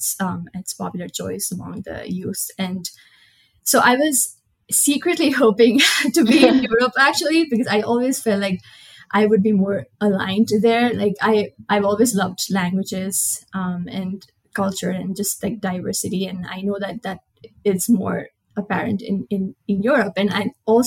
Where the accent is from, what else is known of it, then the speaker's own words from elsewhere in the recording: Nepal; moved away as an adult; now in Colorado, United States; I am from Nepal. It's a small country in South Asia.